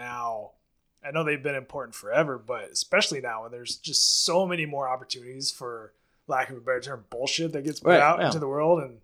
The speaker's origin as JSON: {"language": "English", "region": "Alaska", "country": "United States", "tie": "born or raised there", "said": "growing up in Alaska"}